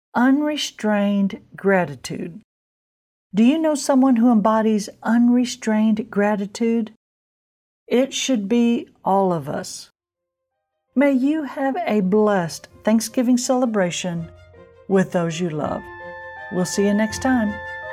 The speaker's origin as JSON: {"language": "English", "region": "Illinois", "country": "United States", "moved": "yes", "said": "I'm from Illinois"}